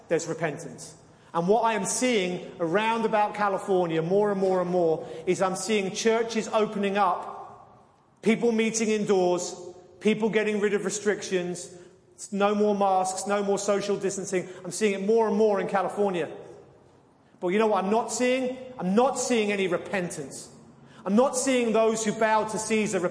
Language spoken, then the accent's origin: English; near Leeds Castle, South East England, United Kingdom; moved away; I come from England, and a mile from where I used to live as the crow flies was a place called Leeds Castle